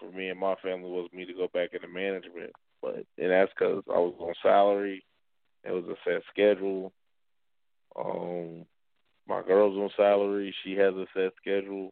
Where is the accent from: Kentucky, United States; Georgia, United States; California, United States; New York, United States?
Georgia, United States; Atlanta; now in Nebraska, United States; I'm from Atlanta